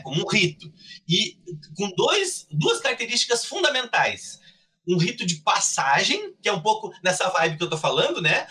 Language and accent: Portuguese; Cruz Alta, Rio Grande do Sul, Brazil; moved away as an adult; now in Pelotas, Brazil; Eu sou de Cruz Alta, né? Na verdade, eu moro em Pelotas há pouco mais de uma década mas eu sou de Cruz Alta